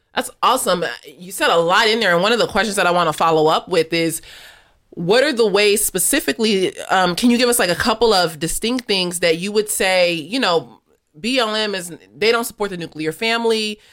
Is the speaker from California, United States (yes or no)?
yes; Los Angeles, California, United States; I grew up in South L A in the nineties